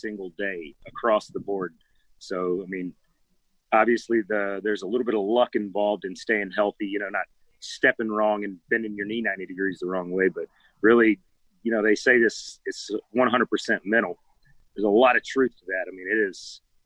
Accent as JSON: {"language": "English", "region": "Georgia", "country": "United States", "tie": "born or raised there", "moved": "as an adult", "lives_now": "Virginia Beach, United States", "said": "so just a country boy growing up in Georgia"}